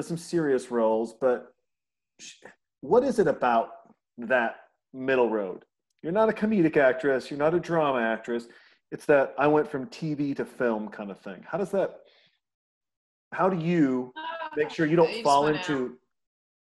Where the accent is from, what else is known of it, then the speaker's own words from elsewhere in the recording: Montana, United States; I'm a guy from Montana who's closer to 50 than to 40